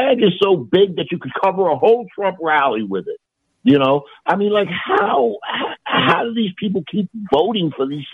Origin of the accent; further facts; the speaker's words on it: New York City, New York, United States; I grew up in New York City in the 60s and 70s